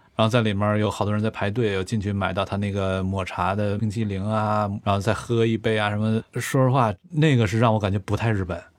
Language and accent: Chinese; near Yiwulü Mountain, Liaoning, China; 北镇一步吕山，就咱老家旁边儿